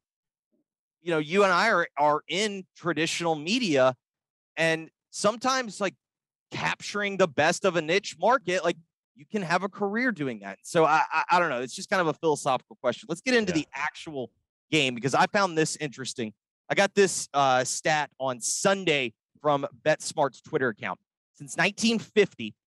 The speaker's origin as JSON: {"language": "English", "region": "the South", "country": "United States", "tie": "born or raised there", "also_born_or_lived": "California", "moved": "as an adult", "said": "I grew up in the South and I grew up consuming all sports"}